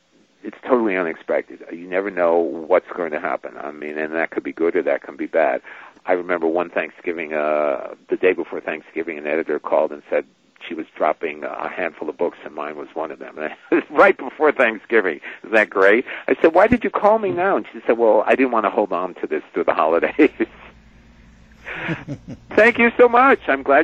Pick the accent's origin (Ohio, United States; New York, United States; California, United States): New York, United States; I grew up in New York